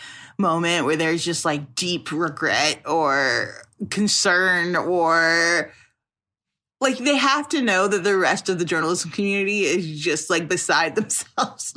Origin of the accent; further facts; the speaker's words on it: Chicago, Illinois, United States; I'm from Chicago